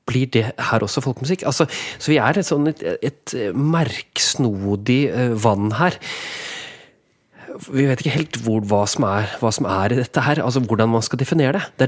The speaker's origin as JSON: {"language": "Norwegian", "town": "Vågå", "region": "Innlandet", "country": "Norway", "tie": "born or raised there", "said": "Jeg vokste opp i Vågå. Og det er klart at I Vågå så er det enormt sterk tradisjon."}